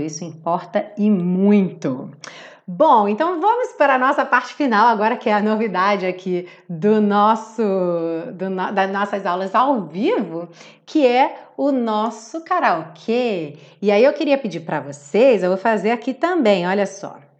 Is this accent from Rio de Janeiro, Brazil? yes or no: yes; Rio de Janeiro, Brazil; Eu tô aqui falando do Rio de Janeiro com meu sotaque